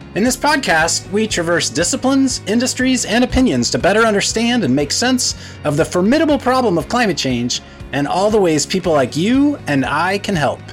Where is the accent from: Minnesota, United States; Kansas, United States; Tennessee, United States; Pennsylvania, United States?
Kansas, United States; also born or lived in San Antonio, Texas; now in California, United States; I live in California and I grew up in Kansas, I was born in San Antonio, Texas